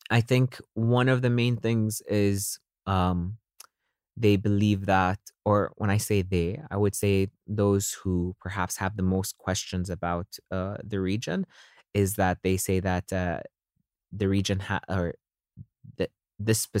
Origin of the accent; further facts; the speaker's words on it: Dubai, United Arab Emirates; coming from this region, growing up in Dubai, being exposed to a lot of different cultures